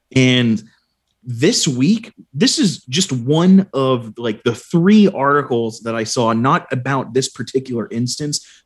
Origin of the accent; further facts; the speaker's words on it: Arlington, Virginia, United States; also born or lived in Fairfax County, Virginia; Growing up in Arlington and Arlington, Virginia, and Fairfax County, Virginia